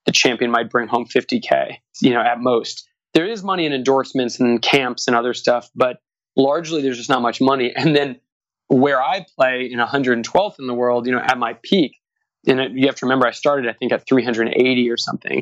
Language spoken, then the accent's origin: English; Southern California, United States; also born or lived in the South / Santa Barbara; I grew up in Southern California